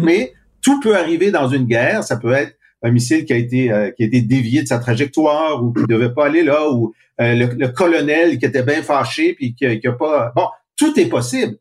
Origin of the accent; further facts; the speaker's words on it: Canada; je suis Canadien français et mon groupe a, a souffert de, d'oppression pendant deux siècles